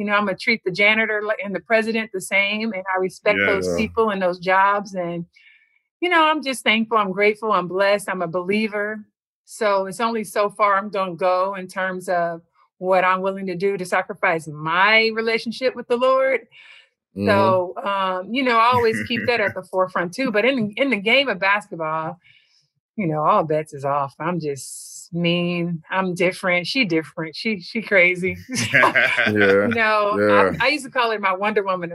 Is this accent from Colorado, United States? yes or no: no; Compton, California, United States; I'm from Compton now.